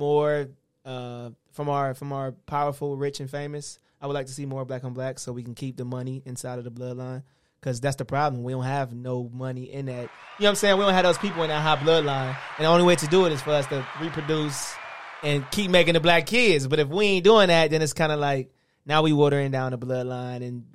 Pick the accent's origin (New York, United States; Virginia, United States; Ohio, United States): Ohio, United States; Cleveland; Ohio, Cleveland